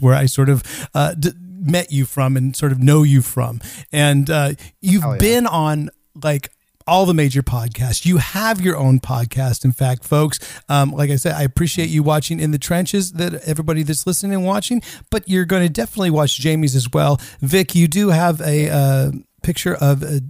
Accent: Northern California, United States; moved away as an adult; now in Stockholm, Sweden; I grew up in Northern California

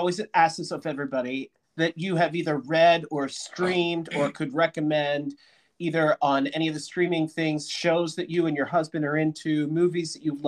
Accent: Pennsylvania, United States; I'm from the Pennsylvania, you know, the other side of Pennsylvania

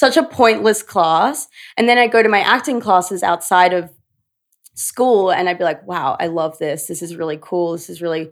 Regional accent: Brisbane, Queensland, Australia; moved away as an adult; now in New York, United States; Grew up in Brizzy. Yeah. Little Brizzy. I'm such a Brisbane girl.

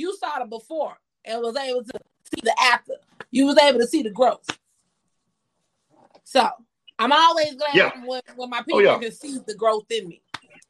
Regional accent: Georgia, United States; I'm originally from Georgia.

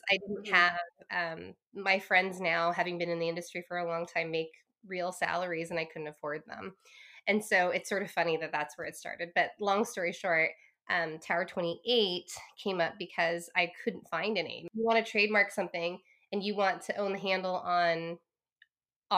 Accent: Claremont, California, United States; I grew up in Southern California. So I'm Chinese American.

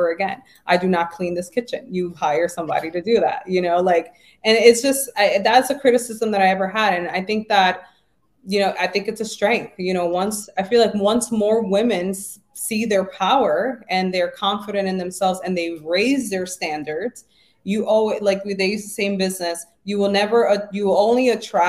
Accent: New York City, New York, United States; I grew up in the Bronx. I was poor.

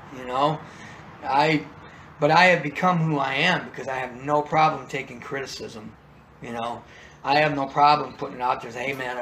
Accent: Chesterton, Indiana, United States; moved away; I'm actually originally from Chesterton, Indiana

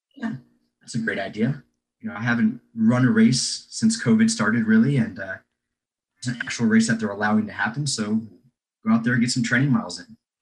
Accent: Knoxville, Tennessee, United States; I'm from Knoxville, Tennessee.

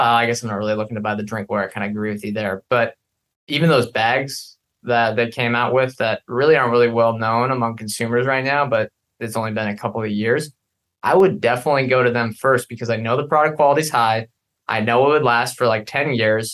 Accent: Pacific Northwest, United States; we're from the Pacific Northwest

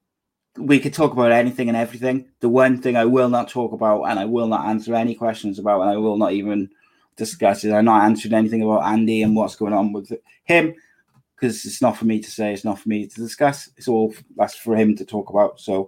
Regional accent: Aberdeen, Scotland, United Kingdom; accent: Aberdeen; I think I'd go Scottish because Kev loves my Aberdeen accent.

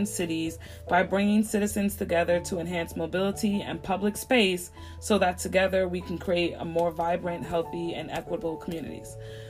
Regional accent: New York City, New York, United States; moved away as an adult; now in Macon, United States; I grew up in the Bronx. And although I love New York, I loved growing up there

